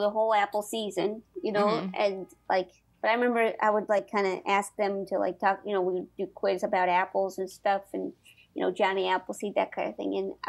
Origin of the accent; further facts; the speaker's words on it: St. Louis, Missouri, United States; St. Louis.